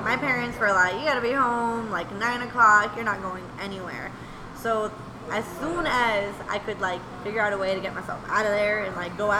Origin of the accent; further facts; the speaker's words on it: Santa Clarita, California, United States; moved away as an adult; now in Arizona, United States; I'm from Santa Clarita Valley. I'm over by Simi Valley.